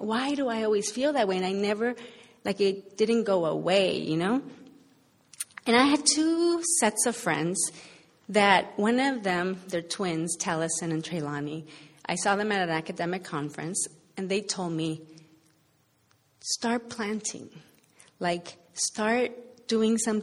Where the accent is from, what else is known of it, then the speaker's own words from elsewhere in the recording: Los Angeles, California, United States; moved away as an adult; also born or lived in Boston; I struggled to kind of find myself at home in L.A., even though I grew up here